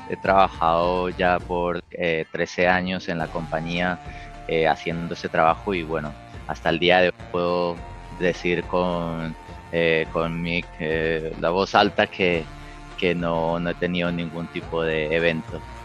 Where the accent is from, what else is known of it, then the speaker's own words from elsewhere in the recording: Colombia; moved away; los colombianos